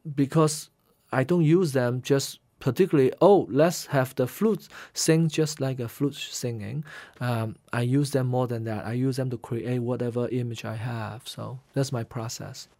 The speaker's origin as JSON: {"language": "English", "town": "Guangzhou", "region": "Guangdong", "country": "China", "tie": "born or raised there", "also_born_or_lived": "Shanghai, China / Hainan, China", "first_language": "Hainanese", "second_language": "English", "moved": "as an adult", "lives_now": "United States", "said": "since I grew up in Canton, uh, Guangzhou"}